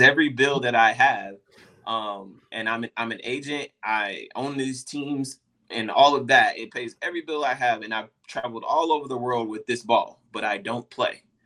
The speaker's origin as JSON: {"language": "English", "town": "Dallas", "region": "Texas", "country": "United States", "said": "I'm from Dallas, Texas"}